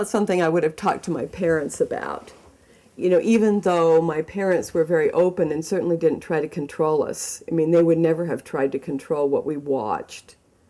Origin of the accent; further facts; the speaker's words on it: Mesa, Arizona, United States; being in Utah, growing up in Arizona, in Mesa, as an LDS person, as a Mormon